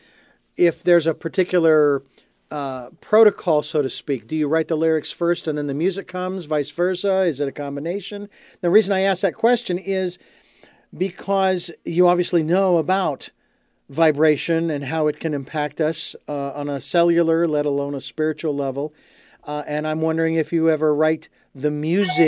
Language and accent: English; Phoenix, Arizona, United States; the Arizona Diamondbacks, that I grew up with in Phoenix